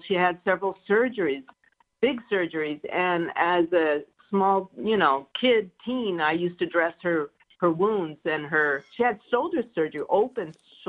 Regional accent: Los Angeles, California, United States; I'm from here. I'm a local.

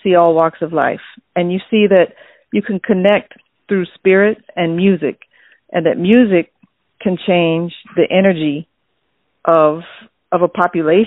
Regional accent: Iowa, United States; I was born in Iowa

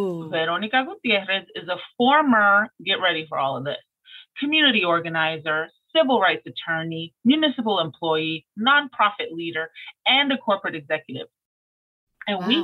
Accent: New York City, New York, United States; I'm a Brooklynite

